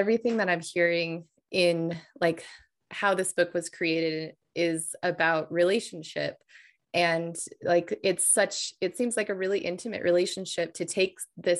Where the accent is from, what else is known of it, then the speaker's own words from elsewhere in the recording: New Mexico, United States; I grew up with Native books when I was a kid, because I grew up in New Mexico.